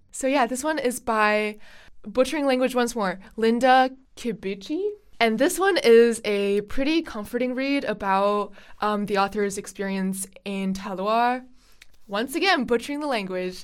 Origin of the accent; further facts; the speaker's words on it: Beijing, China; now in United States; I am studying abroad from Beijing.